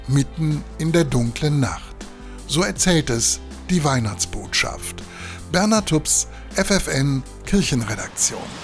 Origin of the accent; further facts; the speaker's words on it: Germany; bei uns in Deutschland